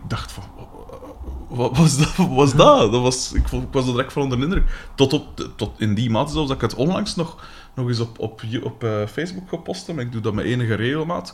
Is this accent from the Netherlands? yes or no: no; Aalst, Flanders, Belgium; accent: Aalsters; ik ben van de kanten van Aalst